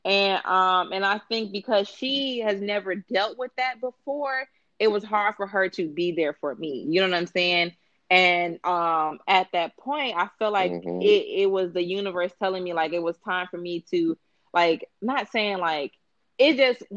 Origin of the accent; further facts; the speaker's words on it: Chicago, Illinois, United States; moved away as an adult; I moved away from Chicago when I was 25